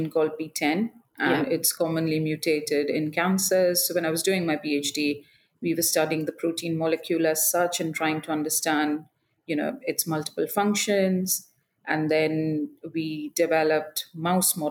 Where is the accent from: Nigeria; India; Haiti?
India; moved away as an adult; also born or lived in Dundee, United Kingdom / Edinburgh, United Kingdom; now in London, United Kingdom; So I'm from India. So I was born and brought up in India.